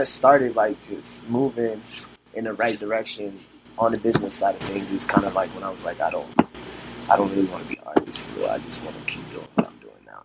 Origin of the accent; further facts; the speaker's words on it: New York City, New York, United States; also born or lived in Dominican Republic (ancestry) / Los Angeles; I'm a kid from the Bronx, bro, from yeah. like 179 in Sedgwick and Burnside, right there.